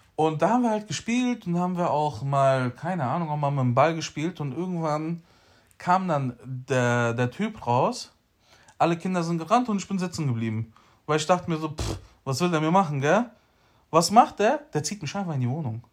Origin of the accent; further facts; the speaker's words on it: Frankfurt, Hesse, Germany; ich bin aufgewachsen in Sossenheim in der Toni-Sender Straße